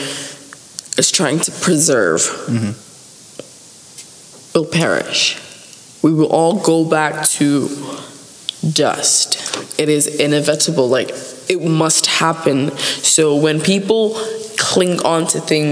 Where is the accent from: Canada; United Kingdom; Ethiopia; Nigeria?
Nigeria; Abuja, Federal Capital Territory; moved away; I stay in Abuja